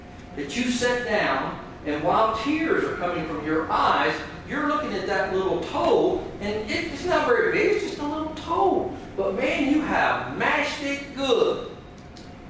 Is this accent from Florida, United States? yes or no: no; Kentucky, United States; I'm from Kentucky, and yes, in Kentucky we go barefoot.